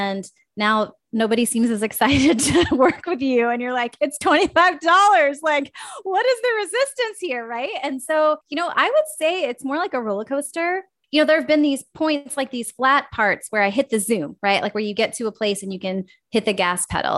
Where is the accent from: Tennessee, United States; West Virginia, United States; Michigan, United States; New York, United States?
West Virginia, United States; moved away; also born or lived in Minnesota; I actually grew up in West Virginia